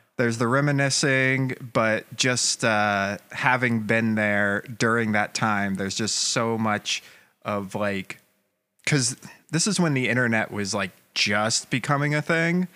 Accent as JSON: {"language": "English", "town": "Atlanta", "region": "Georgia", "country": "United States", "tie": "born or raised there", "said": "I grew up in Atlanta"}